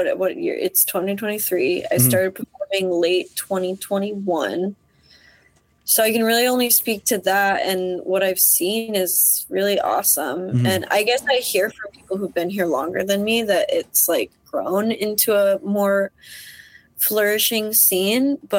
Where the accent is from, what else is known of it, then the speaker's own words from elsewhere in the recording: Iowa, United States; moved away as an adult; also born or lived in Des Moines, Iowa; now in Minneapolis, United States; I was raised in Iowa